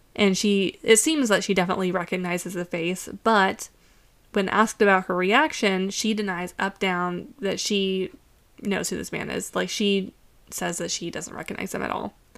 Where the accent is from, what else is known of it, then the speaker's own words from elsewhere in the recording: United States; as an American